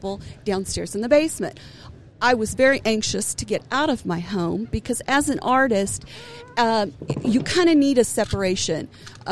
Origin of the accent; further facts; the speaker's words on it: Enid, Oklahoma, United States; also born or lived in Dover, Oklahoma; now in Durant, United States; I'm from Northwest Oklahoma